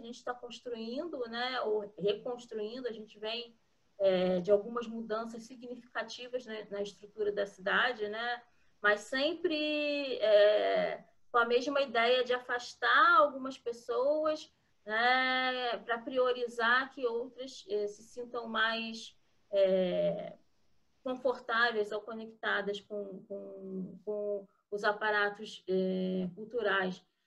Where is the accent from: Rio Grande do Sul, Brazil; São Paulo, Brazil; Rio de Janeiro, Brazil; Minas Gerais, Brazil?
Rio de Janeiro, Brazil; eu sou carioca, eu nasci na cidade do Rio mesmo